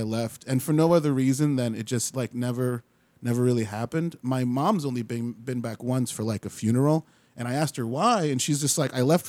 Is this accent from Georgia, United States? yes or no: no; Winter Park, Florida, United States; also born or lived in Chicago / Trinidad; My folks are from Trinidad, and they moved us back to the island when I was 2, and we lived there till I was 9, and then ever since then we came to Central Florida, Winter Park. I've been here ever since, so I've about 30 years I've been here.